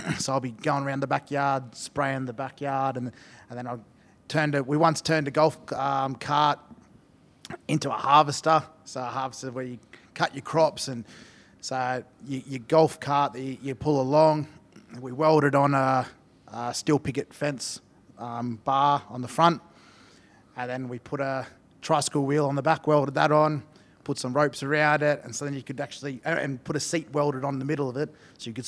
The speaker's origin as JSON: {"language": "English", "town": "Toowoomba", "region": "Queensland", "country": "Australia", "tie": "born or raised there", "also_born_or_lived": "Brisbane / Melbourne", "moved": "as an adult", "lives_now": "Salford, United Kingdom", "said": "I moved from Toowoomba to Brisbane for my last 2 years of school"}